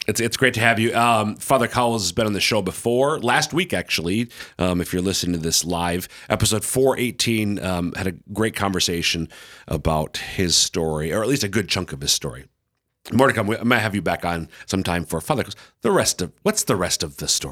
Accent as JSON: {"language": "English", "region": "Central Minnesota", "country": "United States", "moved": "yes", "lives_now": "Sioux Falls, United States", "said": "I'm from Central Minnesota"}